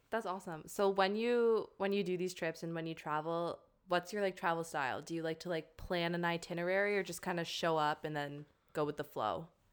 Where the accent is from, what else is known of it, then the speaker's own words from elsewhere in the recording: Canada; moved away as an adult; now in Cork, Ireland; I'm a Canadian living in Cork, Ireland